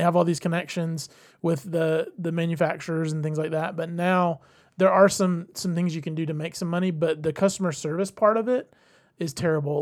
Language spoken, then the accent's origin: English; Georgia, United States; we're from the area, we're from Georgia